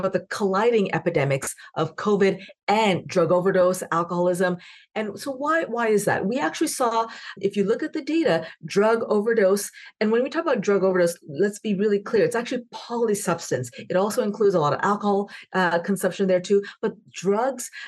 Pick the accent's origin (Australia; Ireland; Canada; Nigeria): Canada; now in United States; I'm also Canadian